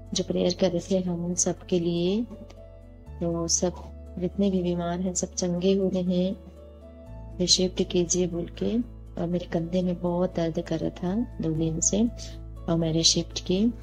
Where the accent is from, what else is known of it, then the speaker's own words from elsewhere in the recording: Dantewada district, Chhattisgarh, India; मैं छत्तीसगढ़ दंतेवाड़ा जिले की रहने वाली हूँ